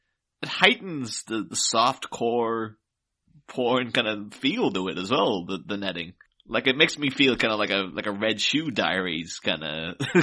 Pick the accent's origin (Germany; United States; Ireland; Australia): Ireland; I grew up in Ireland, so, like, right next to the UK